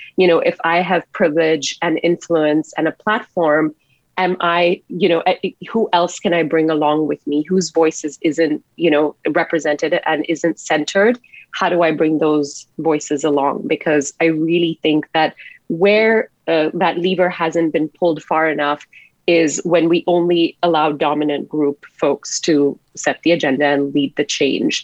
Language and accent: English; Singapore; now in Canada; I grew up in a fairly conservative household in Singapore as an Indian woman